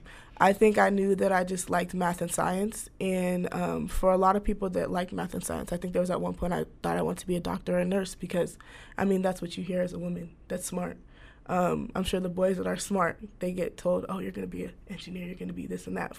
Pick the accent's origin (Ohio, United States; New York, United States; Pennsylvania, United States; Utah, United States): Ohio, United States; Shaker Heights; I went to school, high school in Shaker Heights, so I did grow up in Ohio